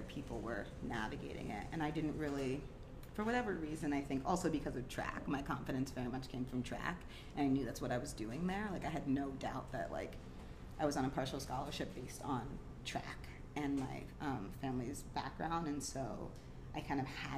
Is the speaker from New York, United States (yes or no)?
yes; Cornwall, New York, United States; also born or lived in Massachusetts; now in Portland, United States; Cornwall, New York, which is where we moved back to New York from Massachusetts when I was about, I guess, going into the 7th grade